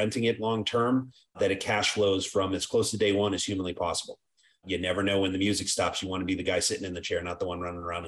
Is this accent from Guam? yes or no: no; Ireland; So I always joke, I'm an Irishman, right?